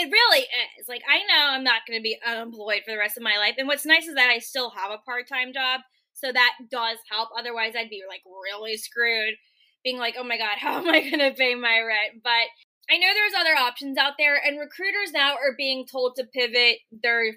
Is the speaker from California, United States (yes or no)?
no; Richmond, Virginia, United States; moved away as an adult; also born or lived in San Francisco; now in Portland, United States; born and raised in Richmond, Virginia, which is where I'm located right now